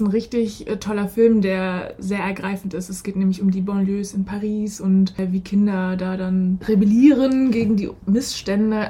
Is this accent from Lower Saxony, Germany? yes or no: no; Ludwigshafen, Rhineland-Palatinate, Germany; ich bin damals in Ludwigshafen am Rhein zur Schule gegangen